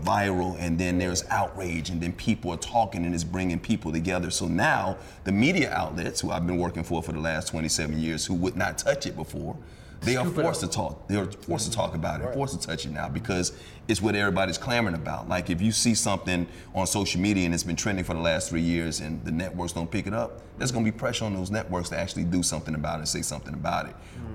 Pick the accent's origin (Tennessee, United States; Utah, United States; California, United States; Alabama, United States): Alabama, United States; moved away; also born or lived in New York; I was born in New York, I was raised in Alabama.